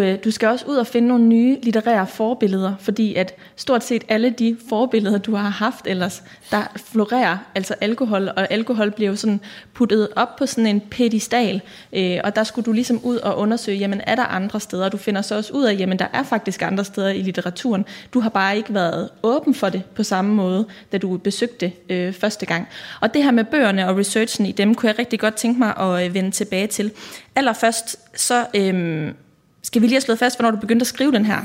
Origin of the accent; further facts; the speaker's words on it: Aarhus, Central Denmark Region, Denmark; Jeg kommer også fra Risskov, og, øh, har også gået på katedralen og også på Risgårds skole